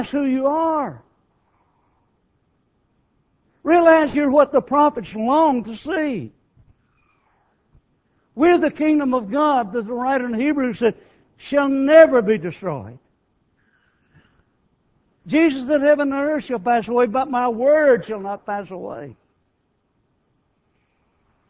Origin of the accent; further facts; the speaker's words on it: United States; we in America take more pride or more feelings concerning being American than we do being a Christian